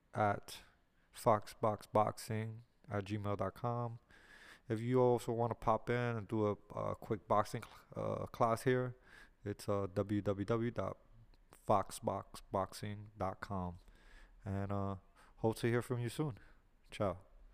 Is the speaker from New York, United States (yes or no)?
yes; New York City, New York, United States; also born or lived in Miami, Florida; I am here from the Lower East Side, New York City, New York, born and raised